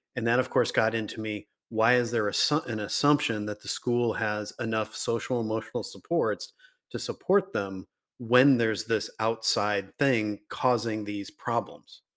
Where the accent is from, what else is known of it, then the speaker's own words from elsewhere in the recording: Riverside, California, United States; I grew up in Riverside